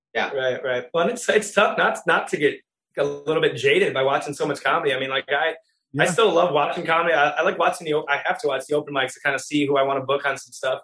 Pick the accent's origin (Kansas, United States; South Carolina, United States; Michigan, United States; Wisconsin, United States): Wisconsin, United States; I'm from Wisconsin